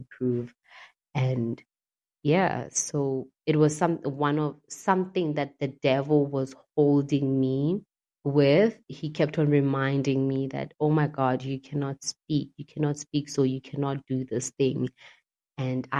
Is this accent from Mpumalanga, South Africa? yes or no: yes; Mpumalanga, South Africa; moved away as an adult; also born or lived in Cape Town; I moved away from Cape Town and came back home in MP, Mpumalanga